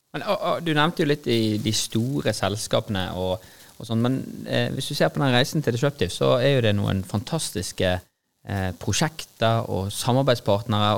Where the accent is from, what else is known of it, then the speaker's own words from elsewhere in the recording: Norway; vi sier vi er fra Norge